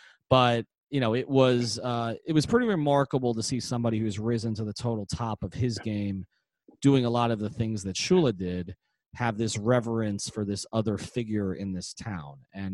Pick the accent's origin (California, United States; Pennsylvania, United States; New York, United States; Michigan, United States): New York, United States; moved away; I grew up in New York, so I was a Jet fan.